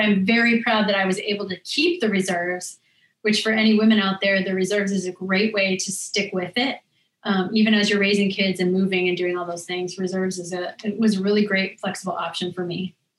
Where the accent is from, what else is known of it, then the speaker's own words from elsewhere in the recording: Laurel, Montana, United States; moved away as an adult; now in Washington, D.C., United States; we had a good time growing up there